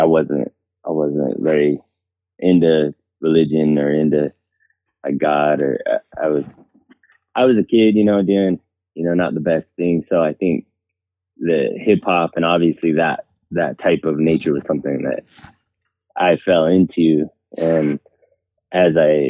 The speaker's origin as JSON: {"language": "English", "town": "Salt Lake City", "region": "Utah", "country": "United States", "said": "I'm from Salt Lake, Utah area."}